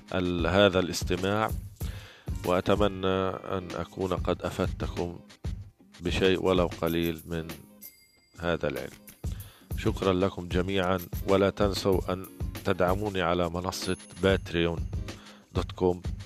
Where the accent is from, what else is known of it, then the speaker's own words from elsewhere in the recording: Gaza, Gaza Strip, Palestine; من فلسطين غزة